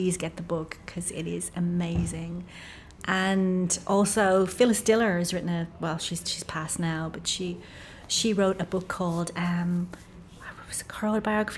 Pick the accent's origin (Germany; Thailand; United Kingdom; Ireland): Ireland; I'm Irish